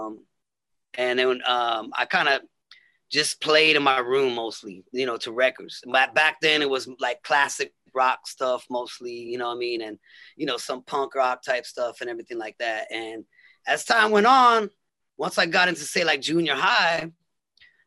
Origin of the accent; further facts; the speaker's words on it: Los Angeles, California, United States; I'm from LA. I was kind of like all around. My dad lived in Venice. And my mom lived in the valley.